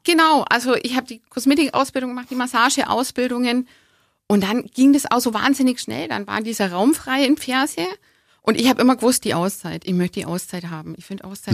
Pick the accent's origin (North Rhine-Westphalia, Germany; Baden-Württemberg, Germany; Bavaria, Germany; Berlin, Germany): Bavaria, Germany; Augsburg; ich bin in Augsburg geboren, ich bin schon immer hier